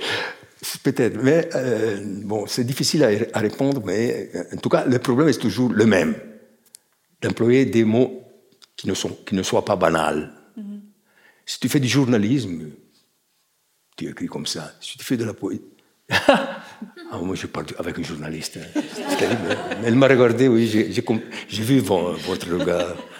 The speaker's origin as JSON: {"language": "French", "town": "Chiasso", "region": "Ticino", "country": "Switzerland", "tie": "born or raised there", "said": "quand j'étais enfant, j'allais à Ponte Chiasso, qui est un kilomètre de Chiasso"}